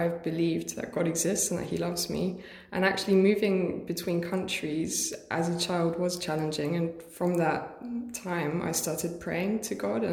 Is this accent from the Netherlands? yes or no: no; Germany; moved away as an adult; also born or lived in Hertfordshire, England; now in Liverpool, United Kingdom; I was born in England, was born in Hertfordshire, but my parents are German, and age 7 I moved to Germany and then came back 5 years ago